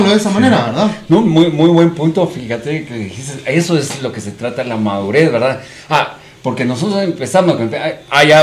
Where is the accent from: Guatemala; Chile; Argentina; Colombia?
Guatemala; Hablamos como chapines, coloquialmente.